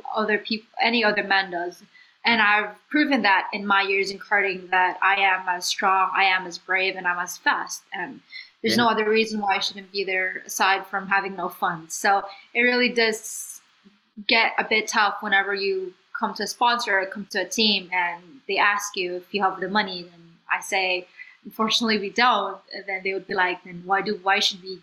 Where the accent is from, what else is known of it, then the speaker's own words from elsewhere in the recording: Philippines; moved away as an adult; I was just from the Philippines